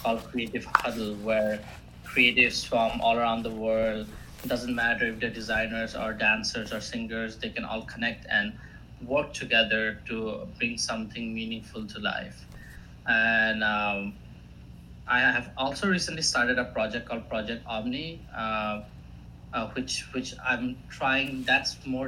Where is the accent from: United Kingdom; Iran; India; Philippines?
India; first language Assamese; English is a second language; also born or lived in Greenville, South Carolina, United States; now in Boston, United States; I'm from India originally. Right now I'm between Boston